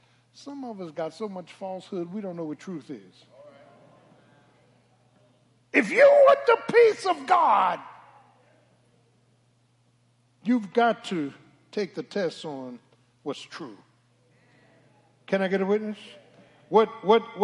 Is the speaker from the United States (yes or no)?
yes; Philadelphia, Pennsylvania, United States; I'm from Philly. South Philly.